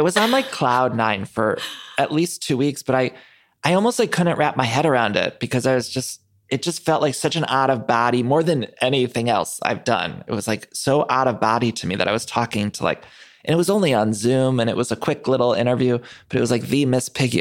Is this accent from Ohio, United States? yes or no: yes; Ohio, United States; I grew up in Ohio